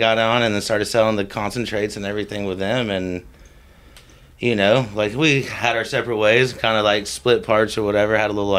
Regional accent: Tallahassee, Florida, United States; moved away; I'm from Tallahassee, Florida.

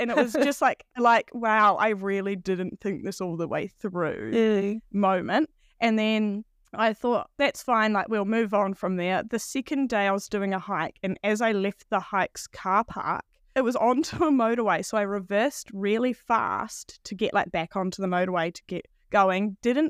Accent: Upper Hutt, Wellington, New Zealand; now in Wanaka, New Zealand; Yeah, so I grew up outside of Wellington in Upper Hutt.

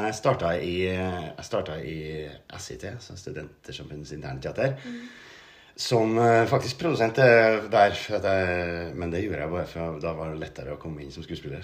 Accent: Steinkjer, Trøndelag, Norway; moved away; Jeg er fra Steinkjer, egentlig

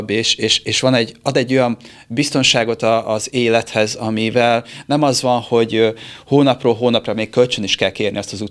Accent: Siófok, Somogy, Hungary; now in Budapest, Hungary; Én siófoki vagyok.

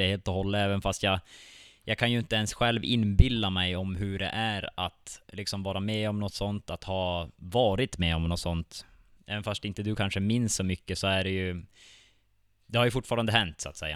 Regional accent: Vittangi, Norrbotten County, Sweden; jag är född och uppvuxen här i Vittangi själv

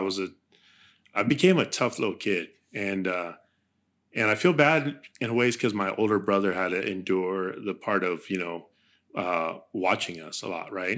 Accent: Santa Barbara, California, United States; first language Spanish; English is a second language; I was born in Santa Barbara, California.

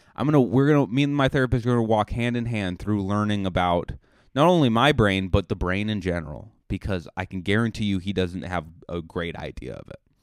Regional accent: Buzzards Bay, Massachusetts, United States; moved away; my hometown

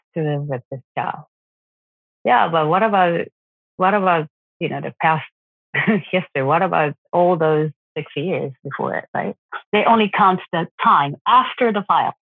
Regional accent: Japan; I'm from Japan.

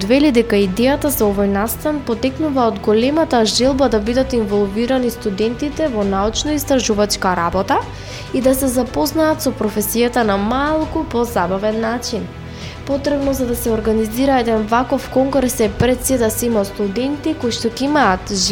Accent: North Macedonia; кај нас во Македонија

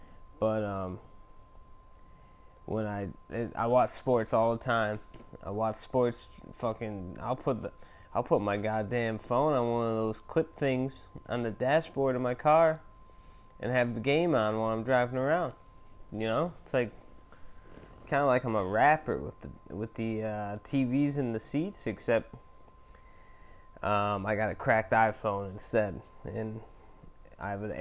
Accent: Illinois, United States; moved away as an adult; also born or lived in New York; now in Milwaukee, United States; I'm from Illinois, but I moved to New York for like 10 years.

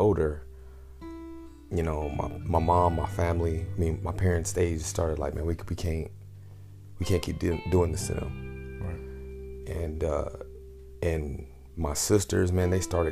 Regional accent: Oklahoma, United States; also born or lived in Enid, Oklahoma / Altus, Oklahoma / Frederick, Oklahoma / Lawton, Oklahoma; I was born in Enid, Oklahoma.

